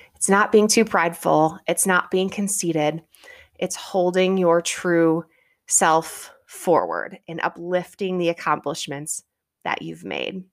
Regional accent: Midwest, United States; I'm a Midwestern girl. Growing up in the Midwest

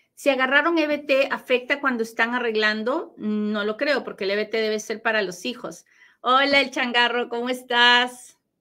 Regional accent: Peru; moved away; Yo nací en Perú

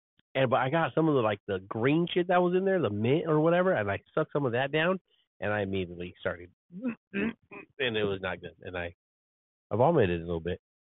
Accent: United States; And yes, I'm still American and I love being free and having a constitution when it's followed.

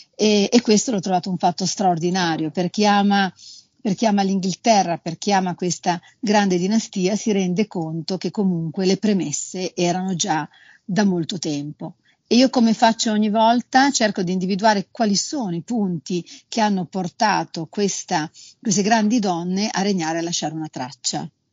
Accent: Liguria, Italy; io sono Ligure

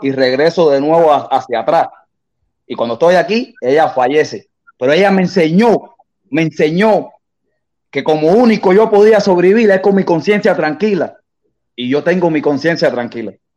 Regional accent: Cuba; moved away; yo sí salí de Cuba

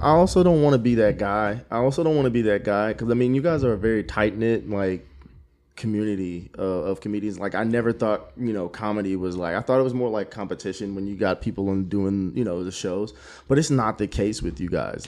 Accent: Killeen, Texas, United States; also born or lived in Germany / Georgia; moved to Killeen when I was like four, and now I'm just from Killeen.

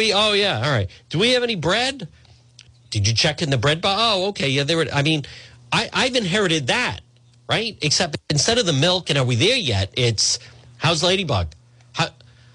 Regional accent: Cranston, Rhode Island, United States; when I was growing up on Ferncrest in Edgewood

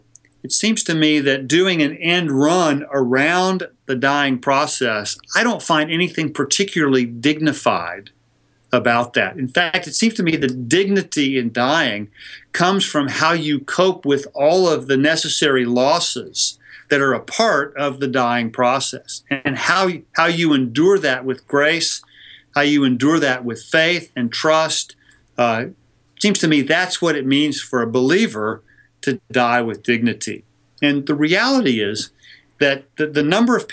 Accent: California, United States; my home state of California

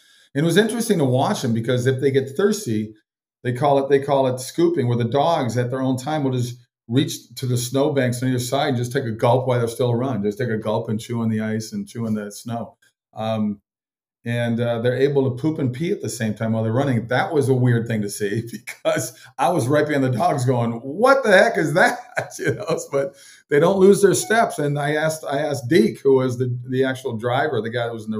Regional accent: Minnesota, United States; I grew up in Minnesota, so I grew up in that ultra cold, cold weather

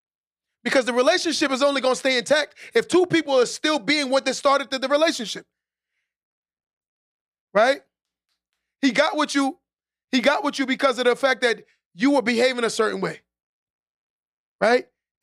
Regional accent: Nassau, New York, United States; I'm from Nassau

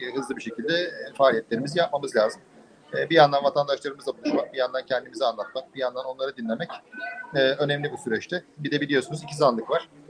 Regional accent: Bursa, Turkey; moved away as an adult; also born or lived in United States / Vienna; now in Istanbul, Turkey; Bursa'da doğdum, büyüdüm.

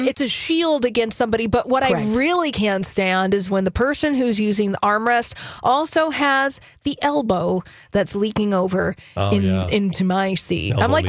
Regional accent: Minnesota, United States; I'm too Minnesotan

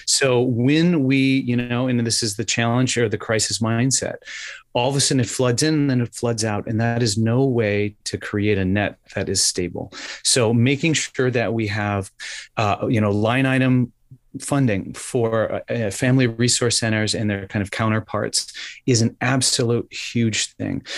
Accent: Wisconsin, United States; now in New Hampshire, United States; I am originally from Wisconsin.

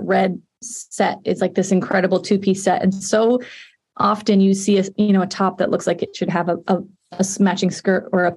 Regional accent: Murrieta, California, United States; I'm from Marietta, California, which is sort of, you know, within Riverside County

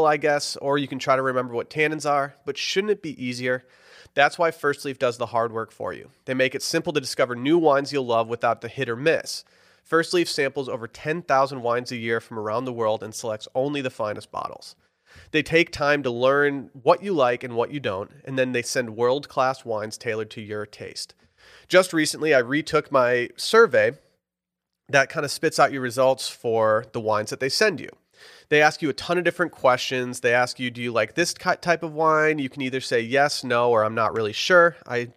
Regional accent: Harbor Springs, Michigan, United States; moved away as an adult; now in Austin, United States; My hometown, Harbor Springs, has a farmer's market

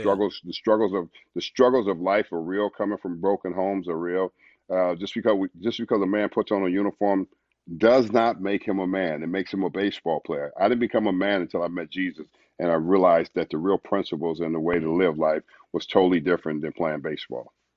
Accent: Los Angeles, California, United States; born or raised there; moved away; also born or lived in St. Louis, Missouri

